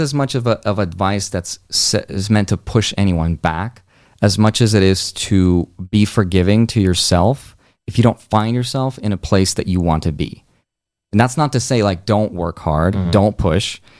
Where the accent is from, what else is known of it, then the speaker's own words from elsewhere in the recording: Russia; moved away; I was born in Russia, like mm-hmm. in a mm-hmm. broke country. Right? Had I been born like one door to the right, I would have never even been able to leave that country